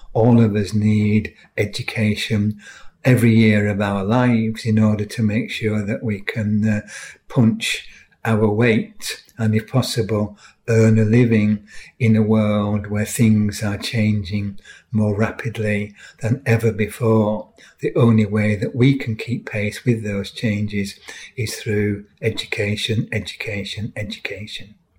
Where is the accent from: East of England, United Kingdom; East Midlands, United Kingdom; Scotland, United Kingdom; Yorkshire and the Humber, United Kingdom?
Yorkshire and the Humber, United Kingdom; York; I grew up in York in the 1950s